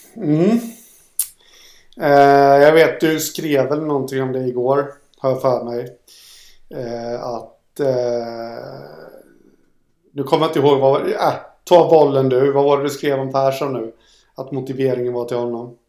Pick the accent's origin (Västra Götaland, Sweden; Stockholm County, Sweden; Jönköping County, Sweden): Jönköping County, Sweden; Jönköping; Jag är från Jönköping